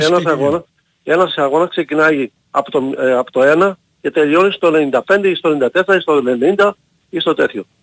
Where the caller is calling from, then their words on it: Heraklion, Crete, Greece; από Ηράκλειο. Δεν βγαίνω πολύ συχνά.